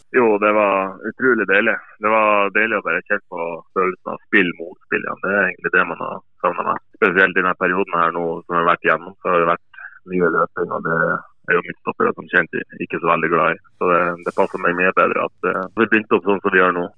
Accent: Bjerka, Nordland, Norway; moved away; jeg ikke var fra Mo i Rana, men fra, men fra Bjerka

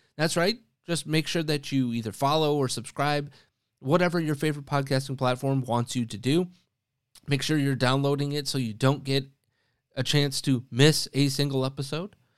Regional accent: Wisconsin, United States; moved away; my home state in Outagamie County, again, that's in Wisconsin

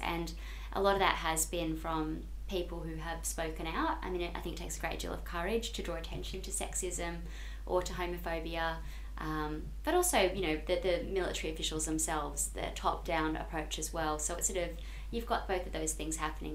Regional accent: Brisbane, Queensland, Australia; I grew up in Queensland

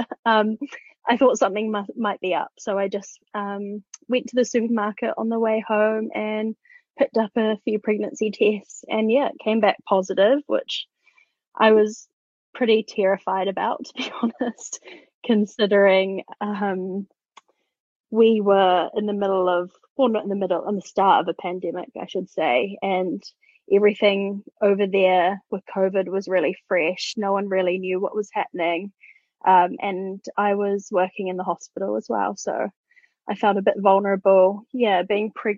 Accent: New Zealand; I am from New Zealand

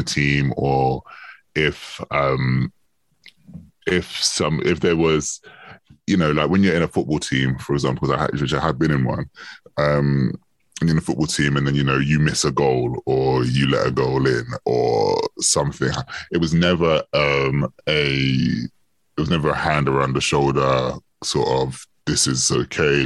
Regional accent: London, United Kingdom; I grew up in Northwest London. I still live in Northwest London

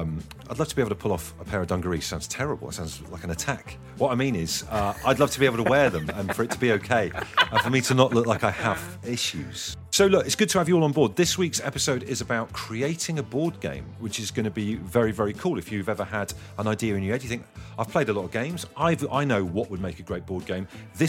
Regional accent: South West England, United Kingdom; Yeah, I mean, we grew up in Devon, country bumpkins, that kind of thing.

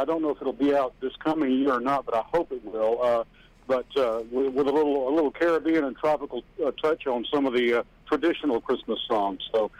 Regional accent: Pascagoula, Mississippi, United States; moved away as an adult; also born or lived in Louisiana / Mobile, Alabama; now in Nashville, United States; I was raised in Pascagoula, Mississippi

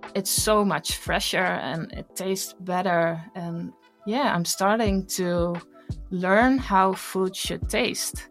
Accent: Kenya; growing up in Kenya, we had to conserve a lot of our resources, especially water

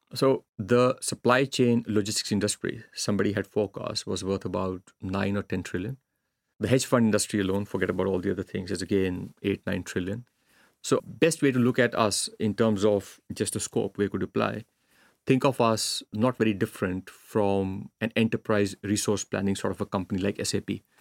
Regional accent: India; now in Finland; growing up in India, if you fail at something, the choice is no safety net

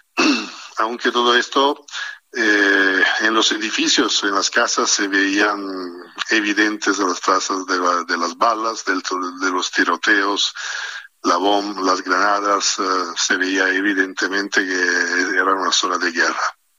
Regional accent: Italy; moved away as an adult; now in Mexico; yo soy bastante nuevo en México, ni siquiera cinco años tengo en México, pero como italiano

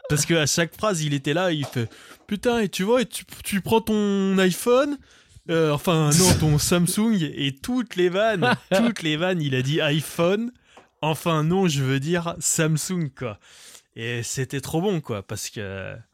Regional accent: Vietnam; Enfin, je suis vietnamien, mais on s'en

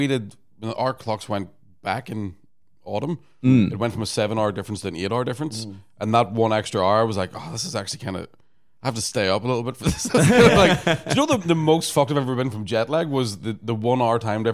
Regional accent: Belfast, Northern Ireland, United Kingdom; moved away; I'm fucking Irish.

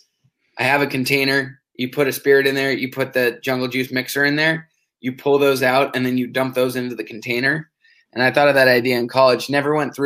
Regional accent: Portola Valley, California, United States; we're both from the Bay Area. Portola Valley, to be exact, right just south of San Francisco, 45 minutes.

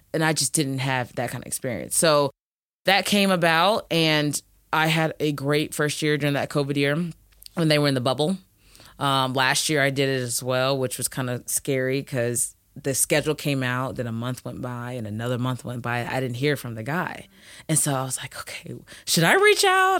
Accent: Indianapolis, Indiana, United States; moved away as an adult; also born or lived in Kentucky / Luleå, Sweden; I am from Indianapolis, Indiana. Played at Ben Davis High School

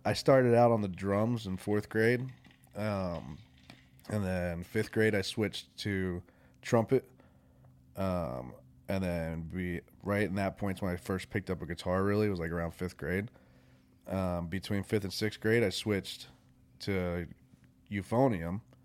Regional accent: Warwick, New York, United States; moved away as an adult; also born or lived in New Jersey / Florida / West Virginia; now in Nashville, United States; I grew up in Warwick, New York, where it's farm town

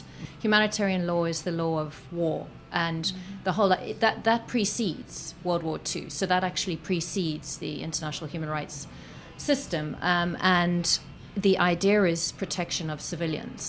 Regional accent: South Africa; I speak as a South African who grew up under apartheid South Africa

